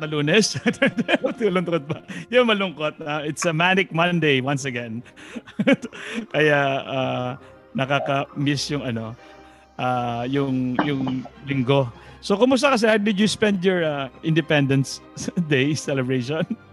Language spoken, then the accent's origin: Tagalog; Philippines; ako ay Pilipino